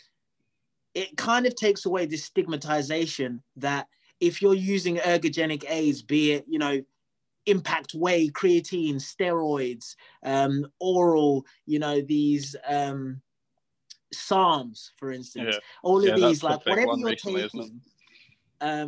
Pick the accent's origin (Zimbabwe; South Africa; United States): Zimbabwe; I'm from Zimbabwe